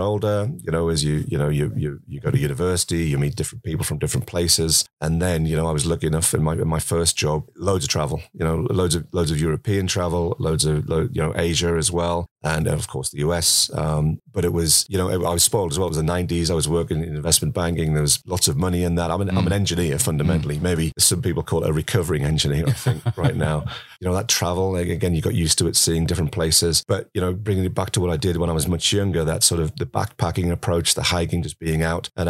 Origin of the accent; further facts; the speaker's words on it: Sunderland, North East England, United Kingdom; accent: Mackem; moved away as an adult; now in Colorado, United States; I'm what you call a Mackham. So I'm from Sunderland. I'm not a Geordie, which would be from Newcastle, right? So I'm from Sunderland in the northeast of England. That's where I spent the first part of my life.